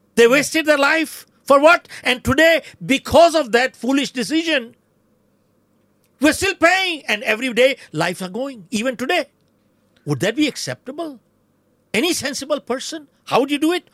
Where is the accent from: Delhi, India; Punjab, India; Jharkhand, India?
Jharkhand, India; Dhanbad; moved away as an adult; now in United States; I was born in Dhanbad, it was Bihar.